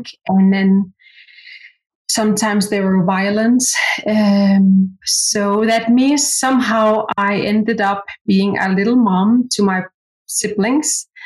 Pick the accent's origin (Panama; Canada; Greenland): Greenland; Qaqortoq; first language Greenlandic; English is a second language; now in Nuuk, Greenland; I was born and raised in South Greenland, a little city called Qaqortoq.